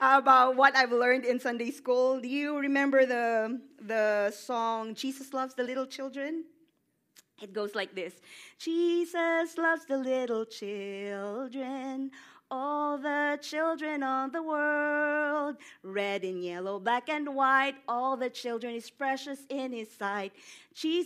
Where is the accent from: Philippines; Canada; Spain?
Philippines; Visayas; moved away as an adult; now in Atlanta, United States; I was born to a very poor family in the middle of that country. It's called the Visayas region.